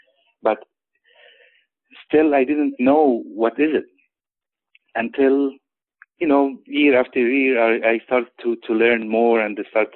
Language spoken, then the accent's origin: English; Nazareth, Northern District, Israel; also born or lived in Florence, Italy / Chicago, Illinois / San Francisco; now in Sacramento, United States; I was born in Nazareth, Israel, in the Holy Land.